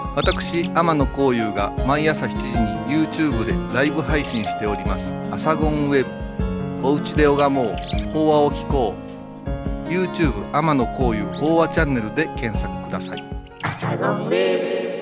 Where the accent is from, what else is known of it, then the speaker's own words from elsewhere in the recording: Kurashiki, Okayama, Japan; also born or lived in Wakayama; 私は倉敷の人間ですけども